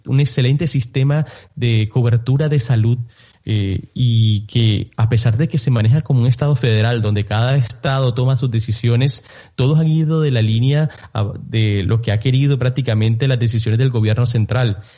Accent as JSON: {"language": "Spanish", "country": "Colombia", "moved": "yes", "lives_now": "United States", "said": "en Colombia, yo soy de Colombia, vivo aquí en los Estados Unidos, pero yo soy colombiano."}